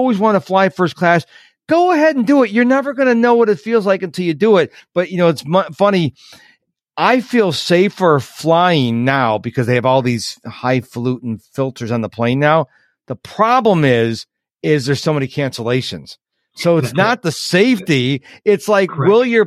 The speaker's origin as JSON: {"language": "English", "town": "Rochester", "country": "United States", "tie": "born or raised there", "moved": "yes", "said": "my hometown of Rochester"}